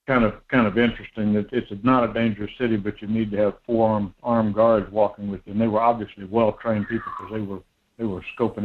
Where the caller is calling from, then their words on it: Homer, Alaska, United States; down in Homer.